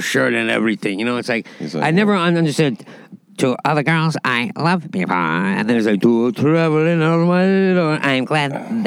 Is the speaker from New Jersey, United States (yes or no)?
yes; Asbury Park, New Jersey, United States; now in New York City, United States; I grew up in Asbury Park, New Jersey.